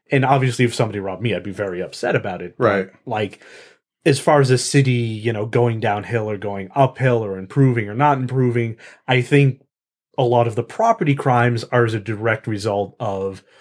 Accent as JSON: {"language": "English", "country": "Canada", "said": "And speaking as a Canadian, I could not care less about geese."}